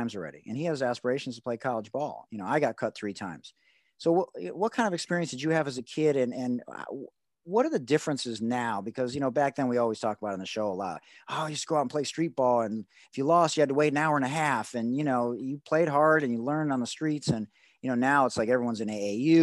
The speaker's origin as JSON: {"language": "English", "town": "Detroit", "region": "Michigan", "country": "United States", "tie": "born or raised there", "said": "I grew up in Detroit"}